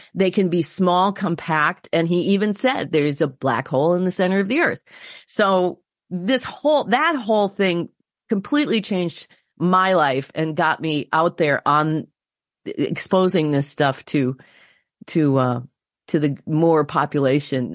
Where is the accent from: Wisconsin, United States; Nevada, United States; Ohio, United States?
Wisconsin, United States; my home state of Wisconsin